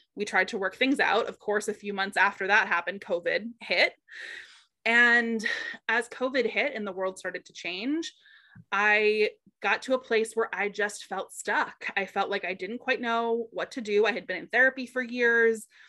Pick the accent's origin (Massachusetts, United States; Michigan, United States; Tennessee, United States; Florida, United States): Massachusetts, United States; Boston; I'm originally from Boston, so the Massachusetts area